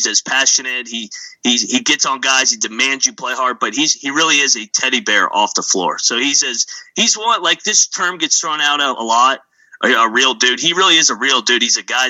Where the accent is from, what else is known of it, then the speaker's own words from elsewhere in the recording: Fairfax, Virginia, United States; I grew up in the DMV. I'm from Fairfax, went to West Virginia years 2012 to 2016 as a student manager for Bob Huggins.